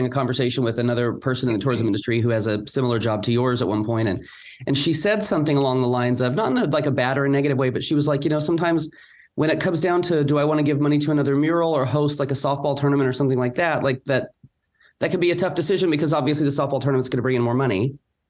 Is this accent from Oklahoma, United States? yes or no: yes; Weatherford, Oklahoma, United States; I grew up in a small town in southwestern Oklahoma. I grew up in Weatherford and I love that town.